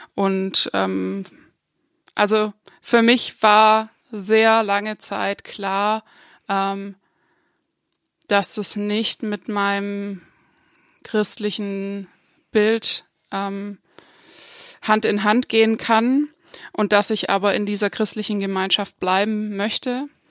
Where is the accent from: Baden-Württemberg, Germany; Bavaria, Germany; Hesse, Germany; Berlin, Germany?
Baden-Württemberg, Germany; Upper Swabia, north of Lake Constance; now in Freiburg, Germany; ich komme aus dem Oberschwäbischen, nördlich vom Bodensee, ähm, aus einer Kleinstadt